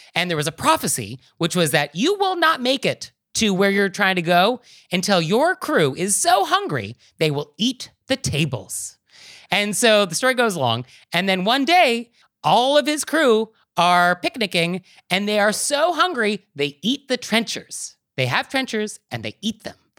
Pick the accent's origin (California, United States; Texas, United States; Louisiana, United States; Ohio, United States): California, United States; San Francisco; I'm from San Francisco